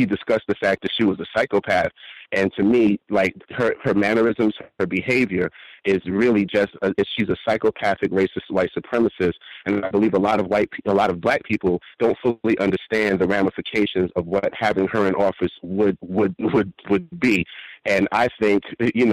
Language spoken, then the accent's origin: English; New York City, New York, United States; I grew up in Park Slope and Prospect Heights, and I also grew up in Fort Greene